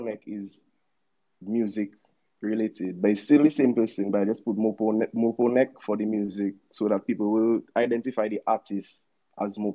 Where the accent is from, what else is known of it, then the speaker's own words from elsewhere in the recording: Dominica; also born or lived in Goodwill, Dominica; I grew up in Wallows, I was born in PMH.